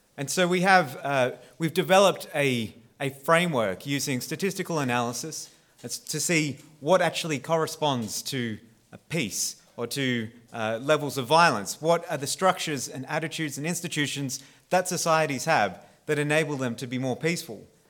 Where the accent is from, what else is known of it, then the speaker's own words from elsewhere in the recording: Australia; I am Australian